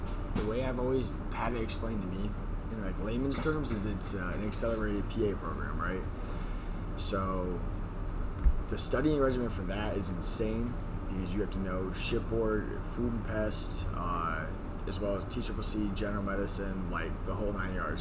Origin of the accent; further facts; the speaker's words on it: Canada; moved away; I'm up here from Canada